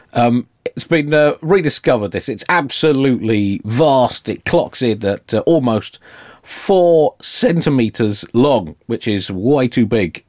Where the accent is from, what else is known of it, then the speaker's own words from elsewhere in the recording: England, United Kingdom; an English Jew